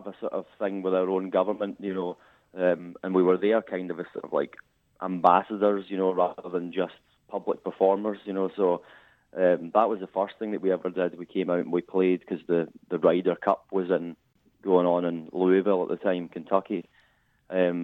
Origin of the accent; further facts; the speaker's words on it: Livingston, Scotland, United Kingdom; I'm from Livingston, which is just outside Edinburgh.